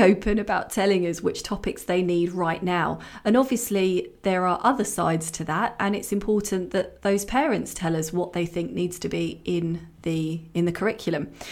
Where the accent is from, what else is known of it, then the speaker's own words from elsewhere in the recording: Hertfordshire, East of England, United Kingdom; I grew up in Hertfordshire.